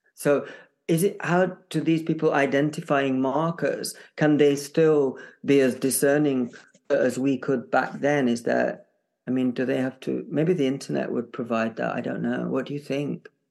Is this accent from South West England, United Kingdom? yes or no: no; Barnsley, Yorkshire and the Humber, United Kingdom; moved away; I'm from Barnsley